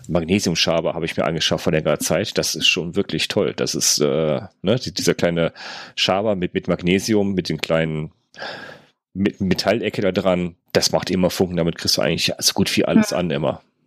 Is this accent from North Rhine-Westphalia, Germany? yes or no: yes; North Rhine-Westphalia, Germany; bei uns in NRW